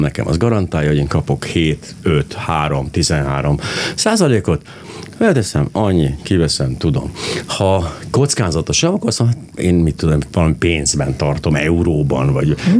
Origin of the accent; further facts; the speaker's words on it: Hungary; magyar ember vagyok